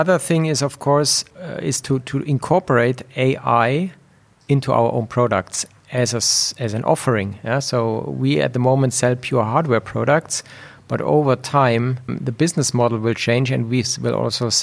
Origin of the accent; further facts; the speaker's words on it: Munich, Bavaria, Germany; moved away as an adult; also born or lived in Switzerland; I basically was born and raised in Germany. I spent large part of my career in Switzerland. But then over time, I migrated back to Munich, which is basically my hometown.